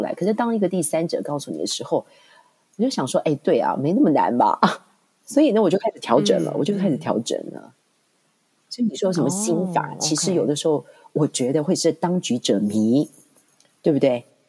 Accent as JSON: {"language": "Chinese", "country": "Taiwan", "moved": "yes", "lives_now": "Hong Kong", "said": "进入学界，其实我又从台湾搬到香港，所以是一个完全零的开始。"}